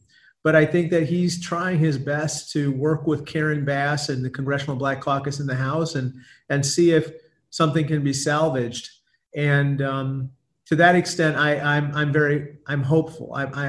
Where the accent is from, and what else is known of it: Peoria, Illinois, United States; born or raised there; also born or lived in India / Buffalo